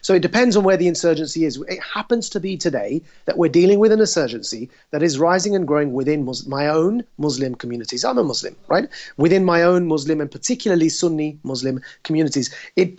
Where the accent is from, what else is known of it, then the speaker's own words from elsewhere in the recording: United Kingdom; I was born and raised in the United Kingdom